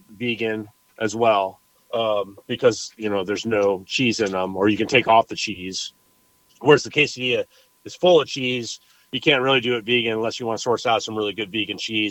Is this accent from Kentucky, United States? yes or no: no; Mountain View, California, United States; moved away as an adult; also born or lived in San Diego / Napa / San Francisco; now in Nashville, United States; where I grew up in Mountain View